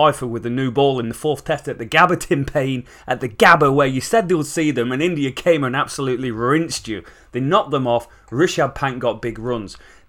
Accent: England, United Kingdom; We're English cricket fans.

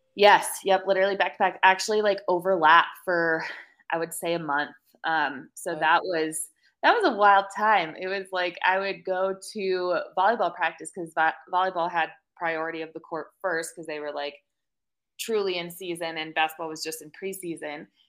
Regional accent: Monroe, Connecticut, United States; moved away as an adult; now in Colorado, United States; I actually grew up in Connecticut, um, a little town called Monroe

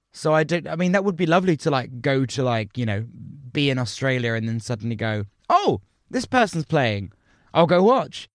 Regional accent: United Kingdom; as British people

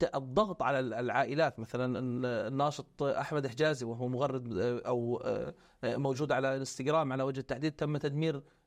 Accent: Gaza Strip, Palestine; moved away; نحن الغزاويين الموجودين خارج قطاع غزة

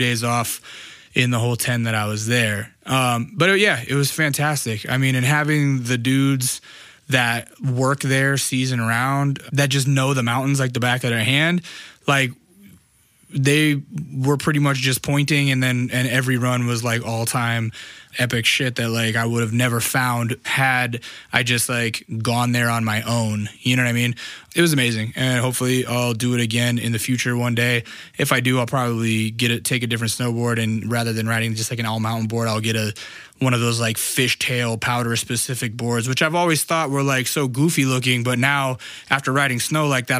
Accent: Alaska, United States; moved away; I was raised in Alaska

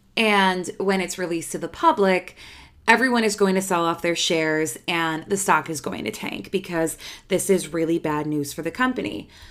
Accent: United States; I'm American

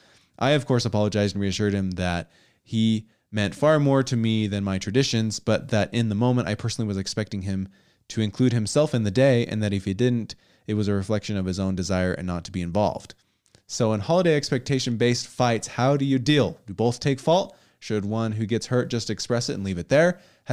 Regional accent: Pennsylvania, United States; moved away as an adult; now in Florida, United States; Backstory, I grew up in Pennsylvania in a huge family, 10 kids, and holidays are a family affair.

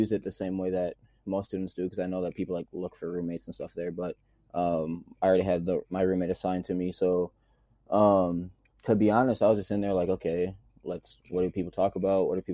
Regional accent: Waukesha, Wisconsin, United States; moved away as an adult; also born or lived in St. Cloud, Minnesota; now in Mankato, United States; I'm from Waukesha, Wisconsin. I currently live in Mankato, Minnesota

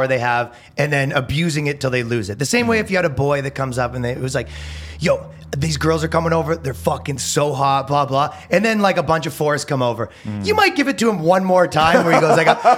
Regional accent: Toronto, Ontario, Canada; moved away as an adult; now in United States; I came from Canada, right? Mm-hmm. We're from Toronto

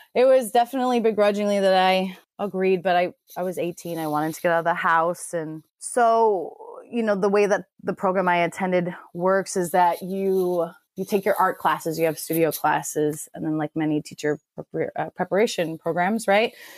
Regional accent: Chicago, Illinois, United States; now in San Diego, United States; I'm currently in San Diego and I'm from Chicago

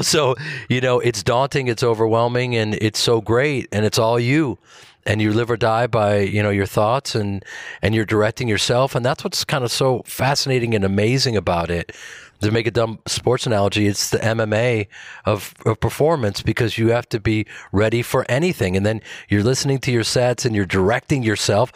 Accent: Chicago, Illinois, United States; I grew up in Chicago

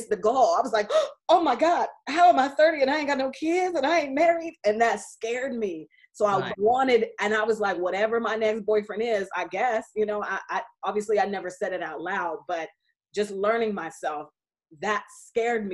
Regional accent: Seattle, Washington, United States; also born or lived in Indianapolis; I'm from Seattle, but I live in a smaller town now, which is 3 hours outside of Seattle.

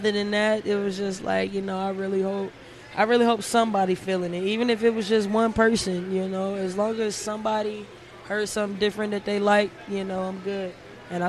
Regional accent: Fayetteville, North Carolina, United States; moved away as an adult; now in San Diego, United States; I am from Fayetteville, North Carolina, the 9-dime 2-6.

